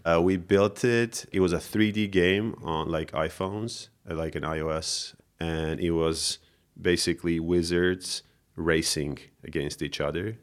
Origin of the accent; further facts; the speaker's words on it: Yerevan, Armenia; I grew up here in Yerevan